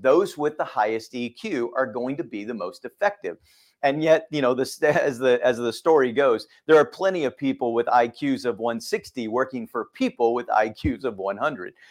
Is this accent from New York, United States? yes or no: no; Texas, United States; moved away as an adult; also born or lived in Fort Worth, Texas; now in Suwanee, United States; growing up in Texas